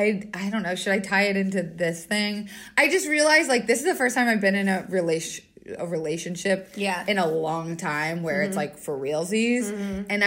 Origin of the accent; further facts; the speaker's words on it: Wilkes-Barre, Pennsylvania, United States; I'm from Wilkes-Barre.